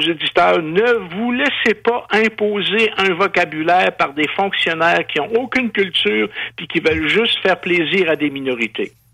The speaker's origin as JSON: {"language": "French", "town": "Quebec City", "region": "Quebec", "country": "Canada", "tie": "born or raised there", "said": "moi, j'ai été élevé à Giffard, pas loin de l'hôpital Saint-Michel-Archange"}